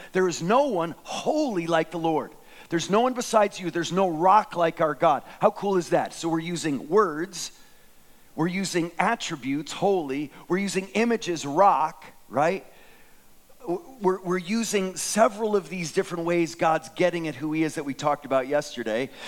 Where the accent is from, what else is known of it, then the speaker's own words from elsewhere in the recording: United States; as an American